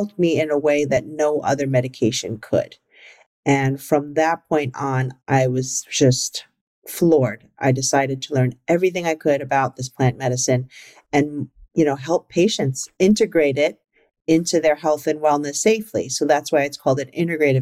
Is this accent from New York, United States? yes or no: yes; New York City, New York, United States; I grew up in the Bronx and I grew up in a very traditional Chinese household.